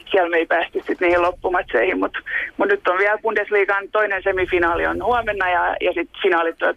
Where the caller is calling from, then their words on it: Germany; Täällä ollaan Saksasta käsin.